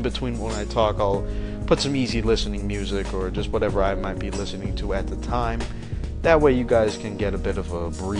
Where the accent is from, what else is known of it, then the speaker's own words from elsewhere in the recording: United States; As an American